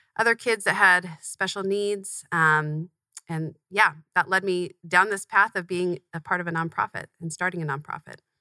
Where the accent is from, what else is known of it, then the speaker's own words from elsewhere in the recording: Tempe, Arizona, United States; I grew up in Tempe, Arizona, not far from where we're recording right now. Um, moved here when I was really young, but have lived here ever since